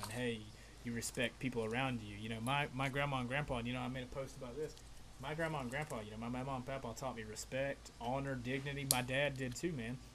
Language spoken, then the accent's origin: English; Appalachia, United States; I'm like an Appalachian American, bro. I was raised in the Appalachian Mountains, where, in a way, like my way of life, like growing up, it was a little bit slower than like like I'm in Florida now